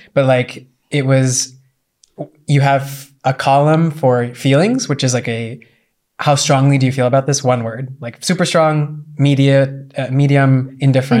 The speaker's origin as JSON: {"language": "English", "country": "United States"}